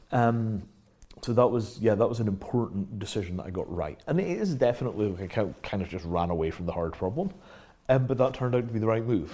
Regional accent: Scotland, United Kingdom; moved away as an adult; also born or lived in Yorkshire / London; the first part of my life, I grew up in Yorkshire. Yeah second part of my life, I grew up in Scotland

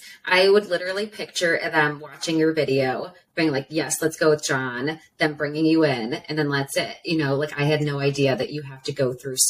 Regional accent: Ohio, United States; moved away as an adult; also born or lived in East Coast; when I first got here, I'm from Ohio

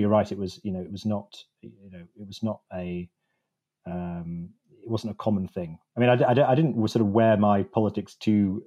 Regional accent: Wakefield, Yorkshire and the Humber, United Kingdom; I grew up in the Morley and Outwood bit of Wakefield

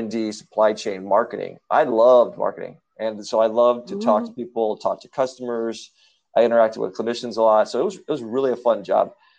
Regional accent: Chicago, Illinois, United States; moved away; I was originally from Chicago

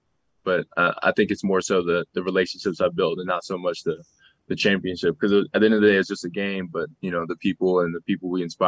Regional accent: New Orleans, Louisiana, United States; I'm from New Orleans, so it's hot, and you're sweating as soon as you get outside.

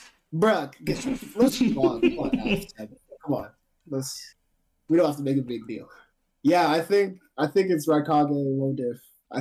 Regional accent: Canada; I'm Canadian.

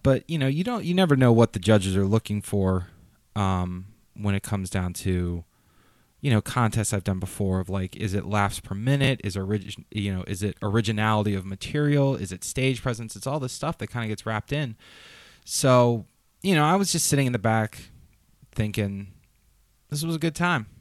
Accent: Raleigh, North Carolina, United States; I'm from Raleigh

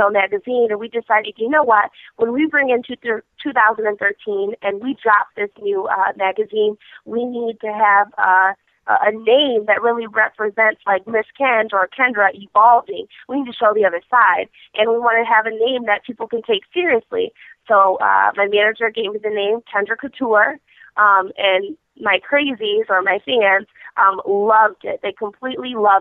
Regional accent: Michigan, United States; I'm from Michigan

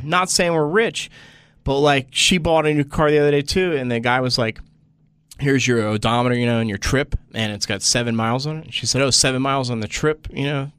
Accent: Washington Township, New Jersey, United States; now in Los Angeles, United States; I'm from Washington Township so I'm South Jersey near Philly

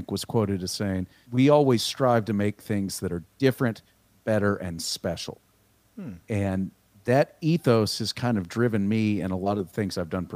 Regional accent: Austin, Texas, United States; also born or lived in Missouri; I'm from Austin, Texas originally. And I live in Dripping Springs, Texas now, just outside of Austin. Yeah, I grew up here

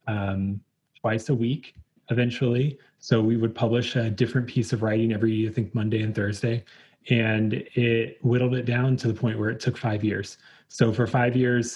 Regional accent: Virginia, United States; also born or lived in Richmond, Virginia; So I am from Virginia originally, and we were living in Richmond at the time

